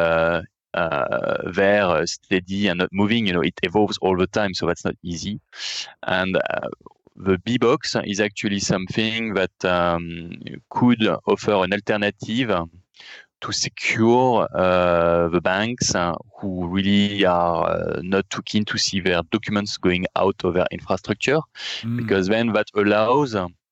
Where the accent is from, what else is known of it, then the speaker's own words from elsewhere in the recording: France; accent: French; English is a second language; as you understood from my accent, and I mentioned it, we are based in France